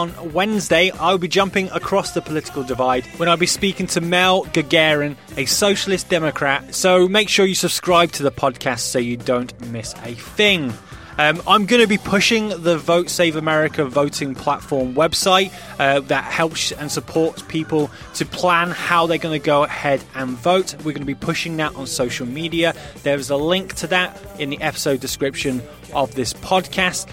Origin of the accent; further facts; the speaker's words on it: United Kingdom; as a Brit